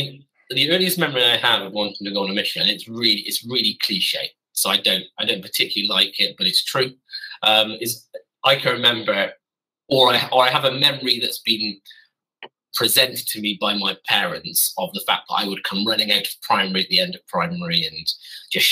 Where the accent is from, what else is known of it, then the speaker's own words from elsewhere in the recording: Gloucester, South West England, United Kingdom; moved away as an adult; also born or lived in Stroud; now in Bedfordshire, United Kingdom; I hail from Gloucestershire, so I hail from the other side, west side, neighbouring Wales, just slap bang between Birmingham and Bristol.